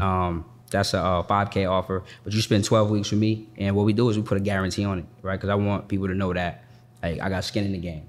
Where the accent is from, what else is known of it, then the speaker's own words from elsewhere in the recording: Boston, Massachusetts, United States; moved away as an adult; now in Atlanta, United States; I'm from Boston